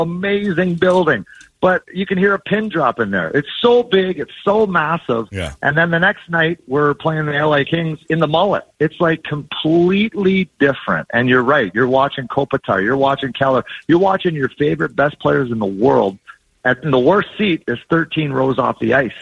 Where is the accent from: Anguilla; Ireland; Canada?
Canada; Edmonton, Alberta; now in Arizona, United States; I grew up in Edmonton.